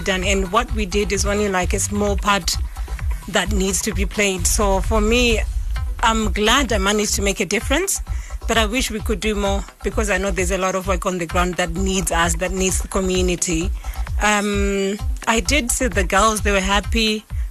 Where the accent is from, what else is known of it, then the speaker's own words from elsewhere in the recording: Mashonaland East, Zimbabwe; moved away; I was born and bred in Zimbabwe